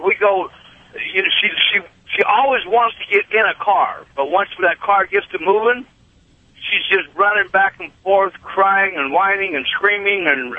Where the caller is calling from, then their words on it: Iowa, United States; I'm in Iowa today.